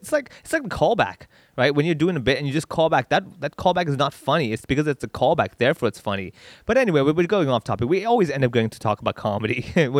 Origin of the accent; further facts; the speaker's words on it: Hong Kong; I grew up here in Hong Kong and I speak...